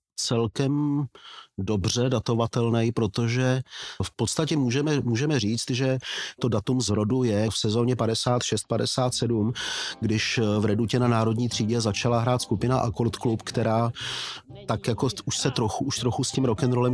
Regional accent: Plzeň, Plzeň Region, Czechia; hokejový to tým mého rodného města

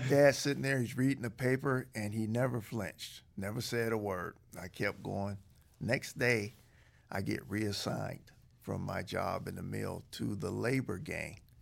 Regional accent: Aliquippa, Pennsylvania, United States; a small town outside Pittsburgh called Aliquippa

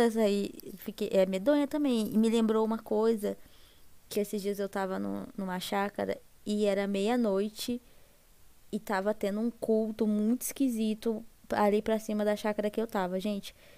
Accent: Londrina, Paraná, Brazil; E eu sou aqui do Paraná, né? Aqui de Londrina

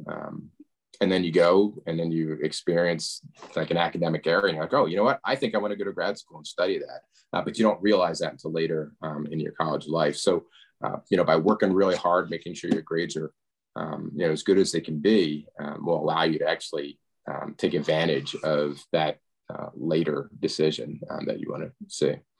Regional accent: Media, Pennsylvania, United States; I grew up outside of Philadelphia in a town called Media

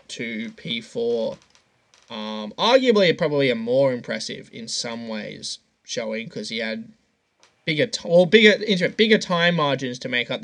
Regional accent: Australia; as an Aussie

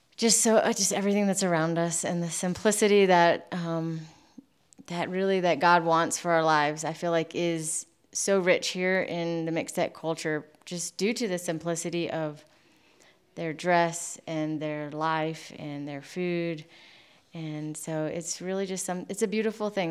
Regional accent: United States; moved away as an adult; now in Mexico; growing up in the United States

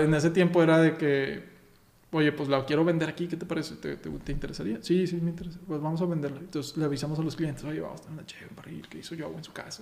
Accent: Texas, United States; now in Mexico; soy mexicano y soy americano, yo nací en Texas

